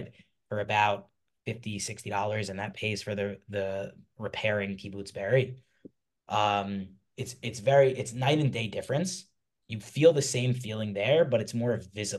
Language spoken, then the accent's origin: English; New York, United States; growing up in New York